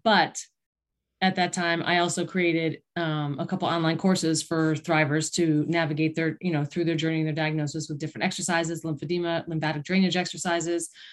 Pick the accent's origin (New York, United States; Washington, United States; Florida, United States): New York, United States; East Aurora; I grew up in East Aurora outside of Buffalo.